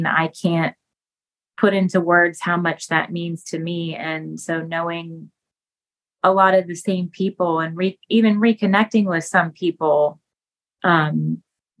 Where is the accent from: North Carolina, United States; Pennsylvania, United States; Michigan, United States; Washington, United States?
Pennsylvania, United States; Pennsburg; I was born and raised in Pennsburg